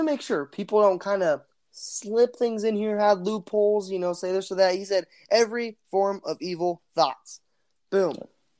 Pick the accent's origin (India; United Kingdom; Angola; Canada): India; English is a second language; Sorry, English is tough. I'm just learning it. I'm actually Indian.